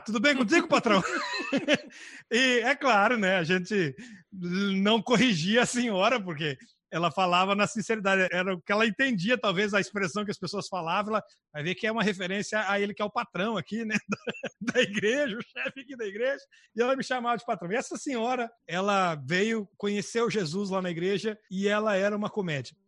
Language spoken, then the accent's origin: Portuguese; Brazil; moved away as an adult; now in Portugal